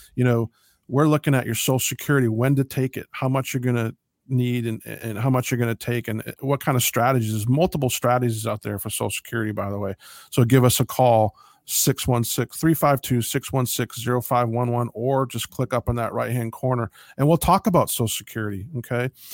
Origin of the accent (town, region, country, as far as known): United States